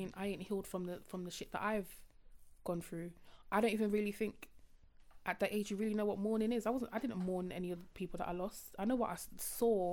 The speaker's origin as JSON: {"language": "English", "town": "Croydon", "region": "London", "country": "United Kingdom", "said": "I'm from Croydon and I still have friends in Croydon."}